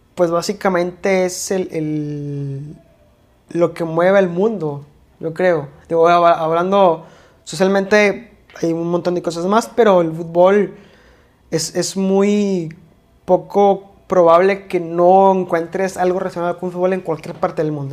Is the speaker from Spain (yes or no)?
no; Mexico; also born or lived in Monterrey, Nuevo León; aquí en México se nos da mucho comparar